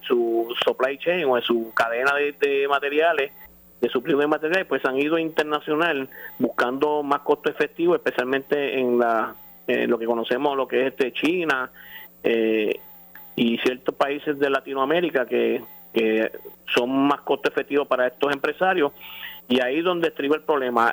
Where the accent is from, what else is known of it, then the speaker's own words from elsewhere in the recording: Puerto Rico; Como puertorriqueños